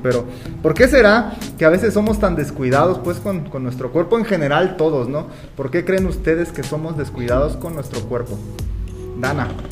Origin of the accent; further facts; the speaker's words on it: Mexico; como todo mexicano